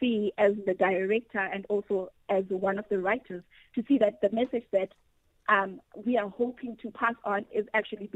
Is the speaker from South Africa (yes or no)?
yes; South Africa; as a young Black woman growing up in South Africa